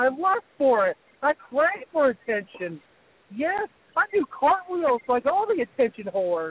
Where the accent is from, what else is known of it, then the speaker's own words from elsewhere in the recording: the South, United States; Listen, buddy, I'm from the South.